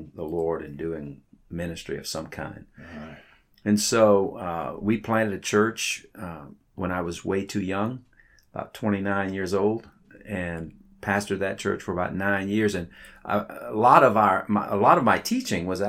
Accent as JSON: {"language": "English", "region": "South Louisiana", "country": "United States", "tie": "born or raised there", "said": "I was born in South Louisiana"}